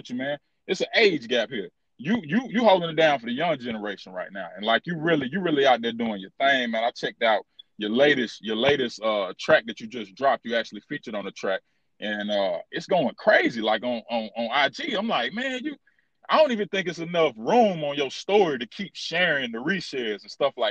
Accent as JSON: {"language": "English", "town": "Charlotte", "region": "North Carolina", "country": "United States", "tie": "born or raised there", "said": "I've been here my whole life"}